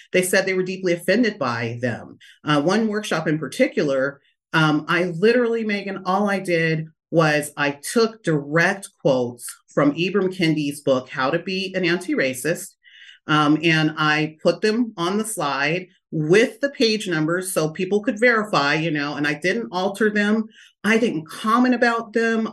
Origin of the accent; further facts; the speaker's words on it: Lodi, California, United States; also born or lived in Stockton, California; I was born in Stockton and, uh, raised in Lodi, California